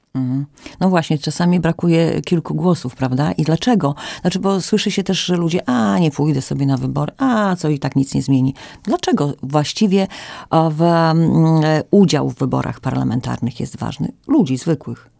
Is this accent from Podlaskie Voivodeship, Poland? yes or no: yes; Podlaskie Voivodeship, Poland; tutaj u nas na Podlasiu, że nasza prawosławna społeczność